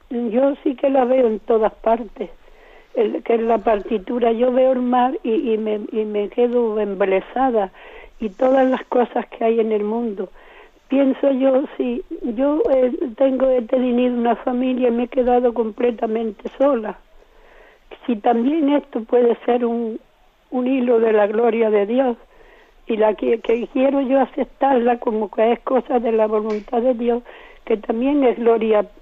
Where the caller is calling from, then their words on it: Jerez de la Frontera, Andalusia, Spain; de Jerez de la Frontera.